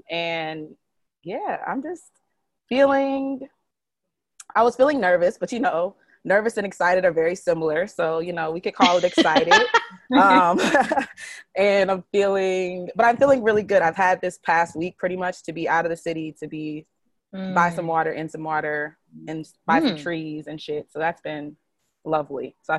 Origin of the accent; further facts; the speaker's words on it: Detroit, Michigan, United States; I am from Detroit.